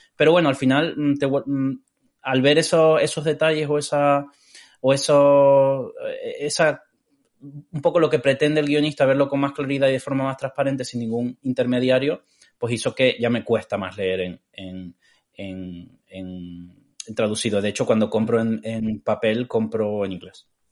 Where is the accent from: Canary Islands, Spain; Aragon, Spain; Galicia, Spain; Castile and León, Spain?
Canary Islands, Spain; Tenerife; also born or lived in Cádiz, Andalusia, Spain; yo eh, nací en Cádiz eh, y me mudé a Tenerife a los 9 años por ahí